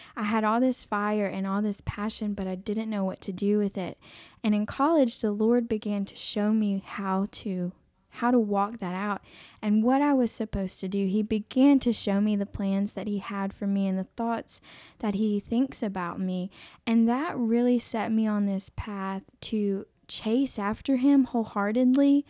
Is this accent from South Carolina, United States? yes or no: yes; Aiken, South Carolina, United States; I am from Aiken, South Carolina